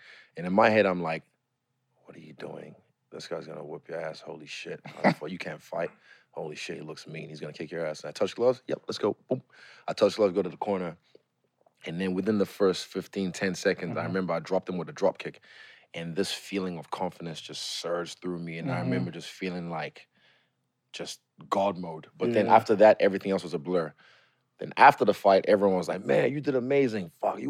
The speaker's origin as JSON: {"language": "English", "country": "New Zealand", "also_born_or_lived": "Nigeria", "said": "I'm Nigerian. Football's not my thing. I'm from New Zealand. I don't play rugby, you know."}